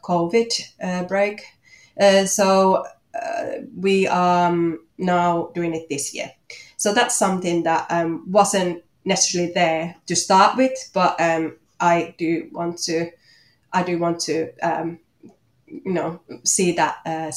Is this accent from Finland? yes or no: yes; Finland; English is a second language; moved away as an adult; also born or lived in Manchester, United Kingdom; now in Australia; you might hear from my accent that I'm from Finland